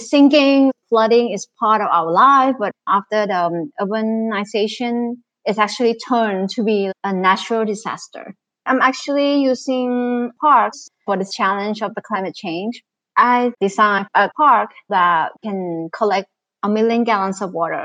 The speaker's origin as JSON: {"language": "English", "region": "Bangkok", "country": "Thailand", "tie": "born or raised there", "said": "I was born in Bangkok. Growing up, there's so much green with swamps and with canals. Now I'm seeing the transformation of my hometown."}